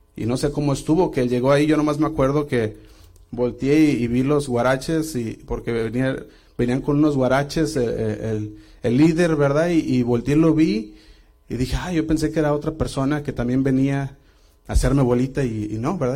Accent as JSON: {"language": "Spanish", "town": "Guadalajara", "region": "Jalisco", "country": "Mexico", "tie": "born or raised there", "said": "yo crecí en Casa Oración Guadalajara"}